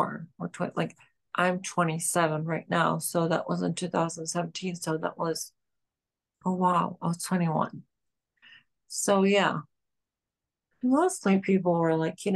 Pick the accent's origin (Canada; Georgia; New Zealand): Georgia; now in New York City, United States; I'm from Georgia